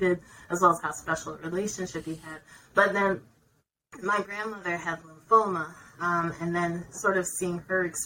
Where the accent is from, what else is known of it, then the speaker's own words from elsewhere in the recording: New Jersey, United States; moved away as an adult; also born or lived in Rhode Island / Connecticut / Georgia / Minnesota; I am from New Jersey originally.